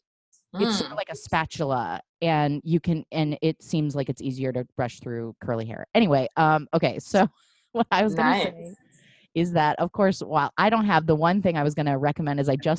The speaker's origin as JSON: {"language": "English", "town": "Portland", "country": "United States", "tie": "born or raised there", "moved": "as an adult", "lives_now": "Los Angeles, United States", "said": "I grew up in Portland and I stayed for quite a while."}